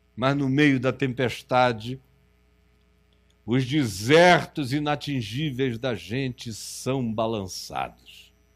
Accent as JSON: {"language": "Portuguese", "region": "Amazonas", "country": "Brazil", "also_born_or_lived": "Rio de Janeiro", "said": "Eu sou do Amazonas"}